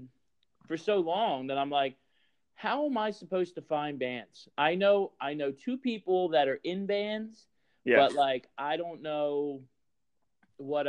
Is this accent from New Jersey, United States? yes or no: yes; Franklinville, New Jersey, United States; now in Glassboro, United States; I'm originally from Franklinville, but I live in Glassboro